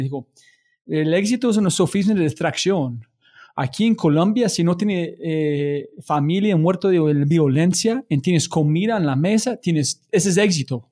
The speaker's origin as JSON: {"language": "Spanish", "country": "United States", "second_language": "Spanish"}